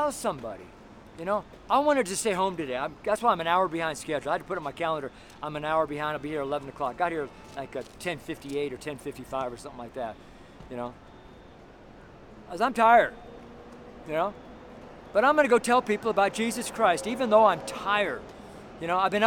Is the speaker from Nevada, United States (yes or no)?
yes; Nevada, United States; now in Denver, United States; I'm from Nevada